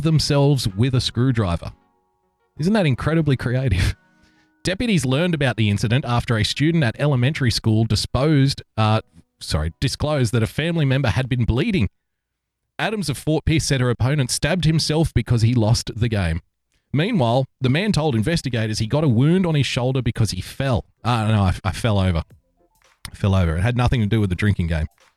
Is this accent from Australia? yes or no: yes; Australia; I'm also an Australian